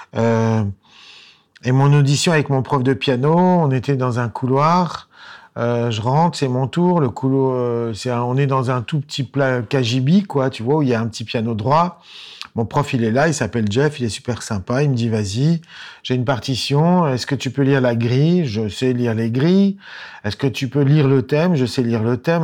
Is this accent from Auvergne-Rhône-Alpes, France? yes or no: yes; Lyon, Auvergne-Rhône-Alpes, France; also born or lived in Boston; j'étais musicien provincial puisque je venais de Lyon